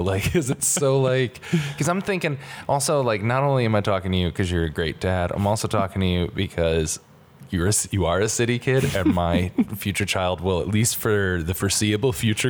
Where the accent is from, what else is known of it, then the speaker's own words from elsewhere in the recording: Connecticut, United States; also born or lived in Astoria, New York; now in New York, United States; I grew up in Connecticut, so we'd take the Metro North Railroad, an actual railroad.